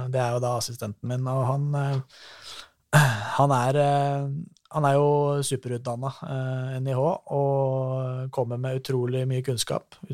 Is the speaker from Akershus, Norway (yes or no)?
no; Valdres, Innlandet, Norway; Jeg er fra Valdres.